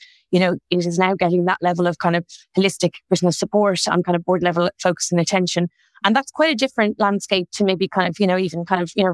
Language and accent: English; Dublin, Leinster, Ireland; moved away; You might tell from my accent, I'm originally from Ireland. I'm from Dublin